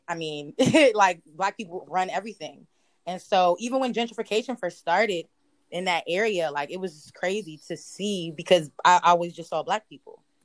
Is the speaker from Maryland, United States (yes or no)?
yes; Prince George's County, Maryland, United States; moved away as an adult; now in Philadelphia, United States; I'm not from Baltimore. I'm from PG County.